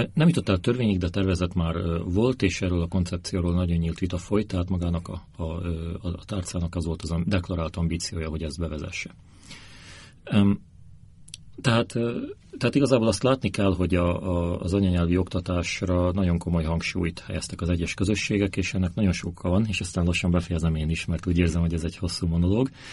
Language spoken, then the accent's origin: Hungarian; Slovakia; also born or lived in Bratislava; én Szlovákiából jöttem, nem Ukrajnából, nem a Kárpátaljáról